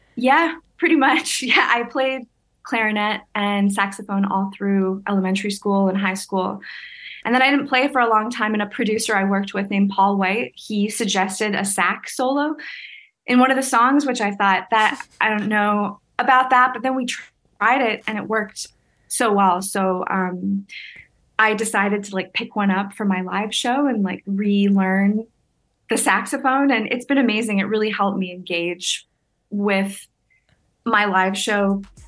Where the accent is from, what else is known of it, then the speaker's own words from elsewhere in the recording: Hamilton, Ontario, Canada; moved away; I grew up in Hamilton